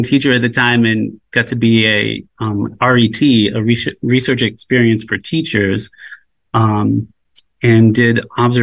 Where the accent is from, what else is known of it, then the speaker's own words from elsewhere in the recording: Nantucket, Massachusetts, United States; also born or lived in upstate New York; I'm from Nantucket. I grew up here